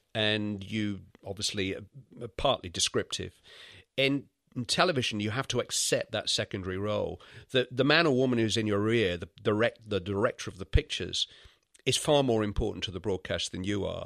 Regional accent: Bury, North West England, United Kingdom; accent: Lancashire; I was brought up in the Manchester area

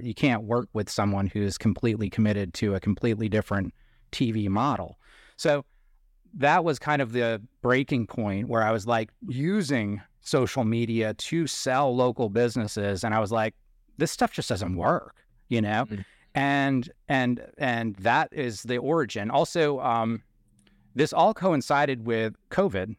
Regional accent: Bangor, Maine, United States; moved away; the town that I was born in is Bangor, Maine, which is in central Maine

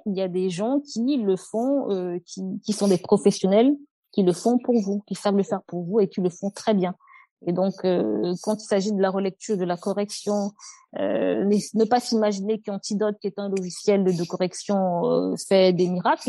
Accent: Cameroon; moved away as an adult; now in France; quand on a grandi au Cameroun, on est on a grandi au Cameroun

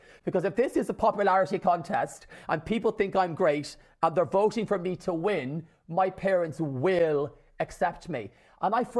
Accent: Ireland; my mom, my dad, and my six sisters in rural Ireland, an hour from Dublin, in the country

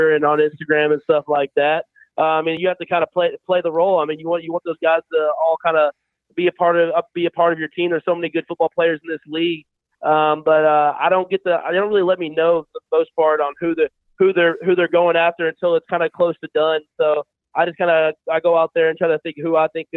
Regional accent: Texas, United States; growing up in Texas

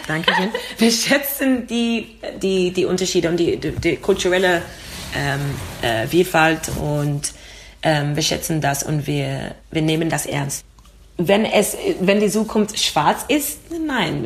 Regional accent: London, United Kingdom; German is a second language; now in Vienna, Austria; komme aus London, also ich bin in London geboren und ich habe Großeltern aus Jamaika

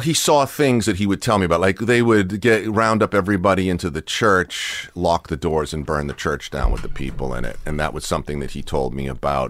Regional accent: Watertown, Massachusetts, United States; now in Southern California, United States; in Watertown, where I was a little kid

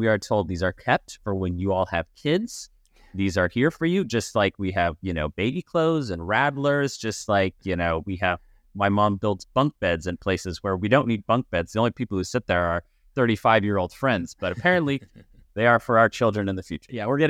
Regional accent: Laguna Beach, California, United States; We are actually visiting our parents in the house we grew up in Laguna Beach.

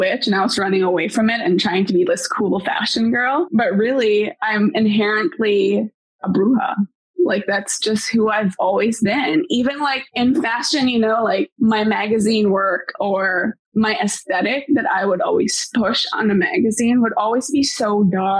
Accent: Bacolod, Negros Occidental, Philippines; now in United States; I actually grew up in Bacolod

